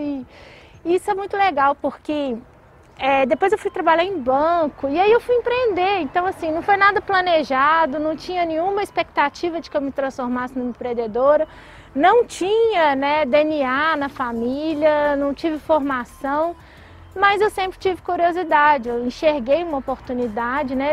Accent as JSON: {"language": "Portuguese", "town": "Belo Horizonte", "region": "Minas Gerais", "country": "Brazil", "tie": "born or raised there", "accent": "mineiro (sotaque de pão de queijo)", "said": "não nego meu sotaque de pão de queijo. mas eu acho que eu, assim, nasci aqui, fui criada aqui"}